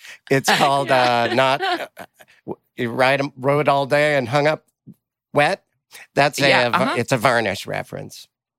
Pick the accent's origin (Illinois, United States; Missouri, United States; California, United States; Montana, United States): Montana, United States; now in Los Angeles, United States; I grew up in Montana and all of Montana is fairly rural.